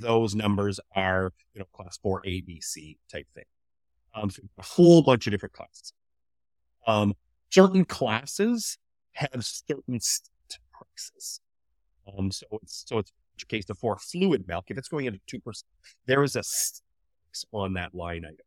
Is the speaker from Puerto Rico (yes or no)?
no; Canada; I grew up right here, actually. Um, so this is the farm that I grew up on.